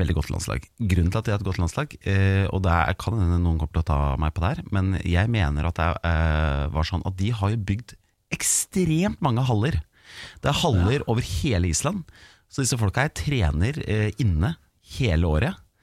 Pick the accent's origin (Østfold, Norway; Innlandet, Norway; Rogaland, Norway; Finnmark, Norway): Innlandet, Norway; Hamar; jeg er jo fra Hamar, så jeg heier på HamKam